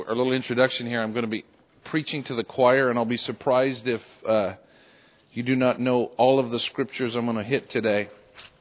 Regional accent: Canada; now in United States; I'm originally Canadian, still Canadian

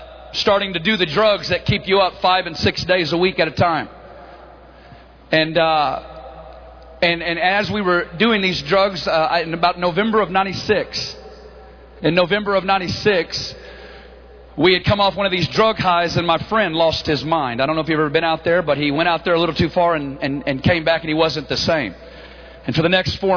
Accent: Northwest Arkansas, United States; accent: hickish; moved away; We're both originally from Northwest Arkansas.

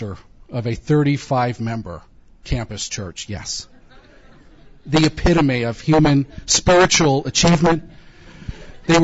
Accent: California, United States; I grew up in California, an atheist

